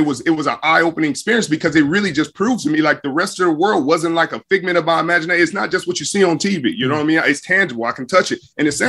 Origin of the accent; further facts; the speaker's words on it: Los Angeles, California, United States; moved away as an adult; also born or lived in Inglewood / Compton / Stanford; we were raised in Watts till I was 10, and then we moved around, got to Compton to go to high school, and then went up to Stanford.